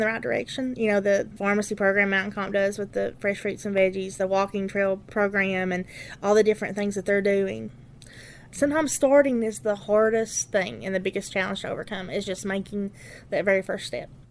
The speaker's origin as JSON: {"language": "English", "area": "Letcher County", "region": "Kentucky", "country": "United States", "tie": "born or raised there", "said": "I'm from Letcher County. This is my home. I've lived here my entire life"}